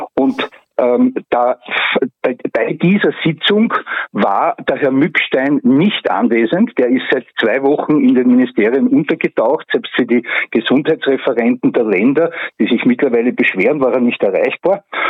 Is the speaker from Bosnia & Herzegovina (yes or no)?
no; Graz, Styria, Austria; now in Puchberg am Schneeberg, Austria; ich bin ein Grazer, aber mich hat da hierher verschlagen